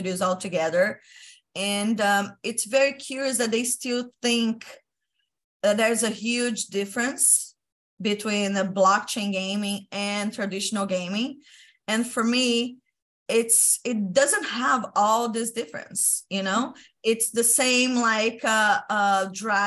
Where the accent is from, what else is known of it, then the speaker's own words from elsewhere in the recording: Brazil; I'm from Brazil